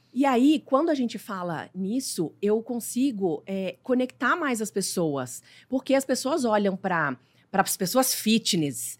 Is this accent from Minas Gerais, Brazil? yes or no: yes; Diamantina, Minas Gerais, Brazil; moved away; eu sou mineira, de Diamantina, é uma cidade minúscula.